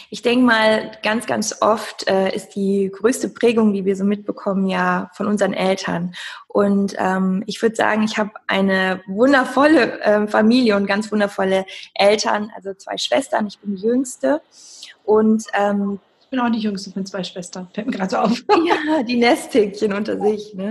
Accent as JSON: {"language": "German", "town": "Cologne", "region": "North Rhine-Westphalia", "country": "Germany", "said": "Ich komme aus Köln und bin Sportwissenschaftlerin, Mentalcoach."}